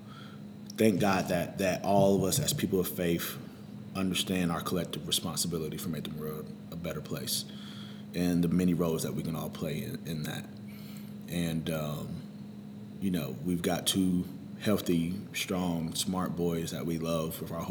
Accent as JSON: {"language": "English", "town": "High Point", "region": "North Carolina", "country": "United States", "tie": "born or raised there", "also_born_or_lived": "Winston-Salem, North Carolina", "said": "my mom had just remarried, so we moved from Winston-Salem to High Point"}